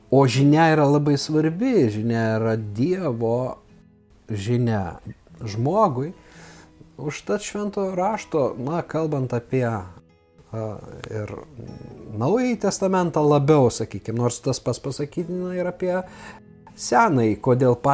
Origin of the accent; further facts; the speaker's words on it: Lithuania; mes, lietuviai